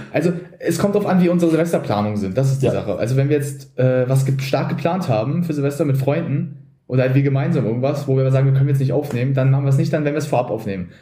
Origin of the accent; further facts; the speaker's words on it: Berlin, Germany; also born or lived in Brandenburg; Also wir sind beide Berliner von äh, gut, ich nicht von Anfang an. Ich habe vorher war in Brandenburg auf einer Grundschule, aber ich habe eigentlich in Berlin immer schon gelebt